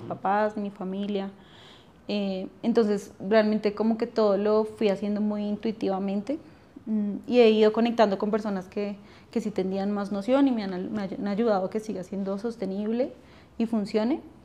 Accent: Funza, Cundinamarca, Colombia; also born or lived in Bogotá; nací en Bogotá, pero viví en Funza como hasta los 22, 23 años.

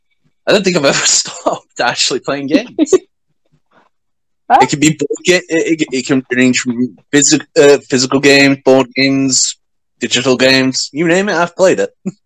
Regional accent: United Kingdom; We are part of the royalty, given that I'm British.

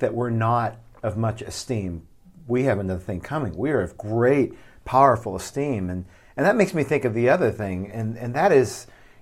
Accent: Midwest, United States; now in Southwest, United States; as a Midwesterner and now as a Southwesterner

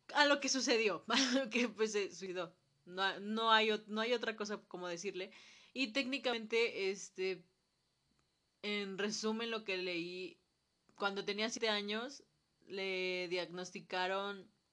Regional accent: Mexico; nosotros como sociedad mexicana

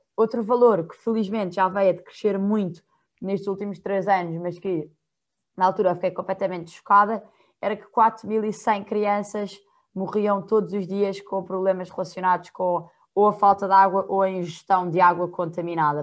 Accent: Portugal; eu não vivo em estado nenhum, eu sou de Portugal, estou do outro lado do mundo

